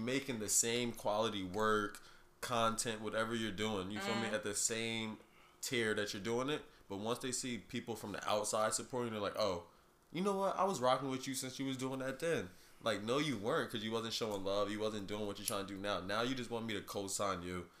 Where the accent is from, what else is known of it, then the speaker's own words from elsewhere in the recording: New Jersey, United States; moved away as an adult; now in Philadelphia, United States; I'm from New Jersey, but I live in Philadelphia